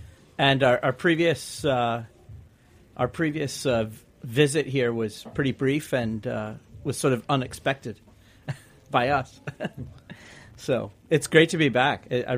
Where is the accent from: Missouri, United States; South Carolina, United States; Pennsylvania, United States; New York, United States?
Missouri, United States; St. Louis; moved away as an adult; also born or lived in Edinburgh / London; I grew up in St. Louis, so I was born there